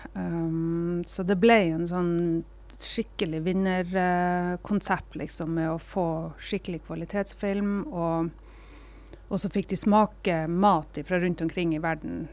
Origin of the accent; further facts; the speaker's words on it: Kveøya, Troms, Norway; also born or lived in Gratangen; now in Harstad, Norway; så er jeg opprinnelig fra Kveøya, og, og der bor mamma ennå